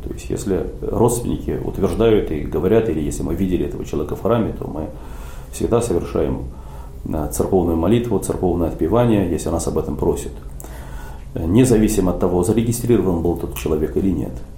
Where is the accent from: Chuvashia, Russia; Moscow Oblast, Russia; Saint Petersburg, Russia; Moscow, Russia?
Saint Petersburg, Russia; moved away as an adult; now in Helsinki, Finland; я родом из Петербурга, родился в Ленинграде